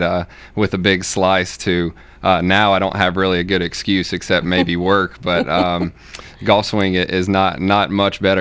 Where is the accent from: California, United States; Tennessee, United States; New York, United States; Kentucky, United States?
Tennessee, United States; Middle; also born or lived in Knoxville, Tennessee / Memphis, Tennessee; I grew up here in Middle Tennessee